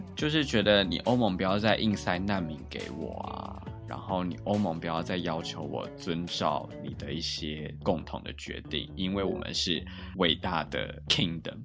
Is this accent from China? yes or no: no; Taiwan; moved away as an adult; now in London, United Kingdom; 我来自台湾